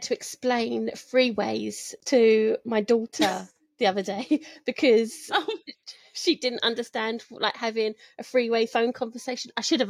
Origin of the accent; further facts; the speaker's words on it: London, United Kingdom; I'm from Southwest London. Yeah, it's not posh.